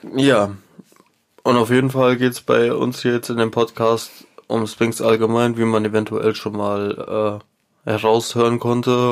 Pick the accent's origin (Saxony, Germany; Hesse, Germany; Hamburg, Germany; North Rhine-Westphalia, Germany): Hesse, Germany; Wir kommen aus Deutschland